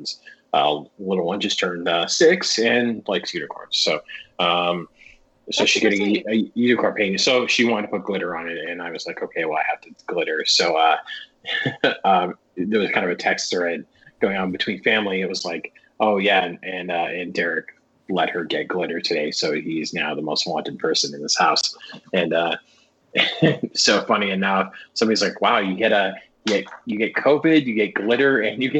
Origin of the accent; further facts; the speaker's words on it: Ohio, United States; I'm from Ohio